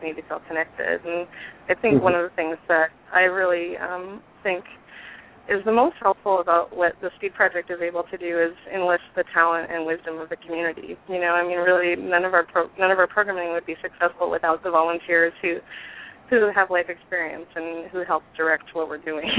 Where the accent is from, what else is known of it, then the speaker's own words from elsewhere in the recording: Bay Area, California, United States; moved away; also born or lived in Atlanta, Georgia; I grew up in the Bay Area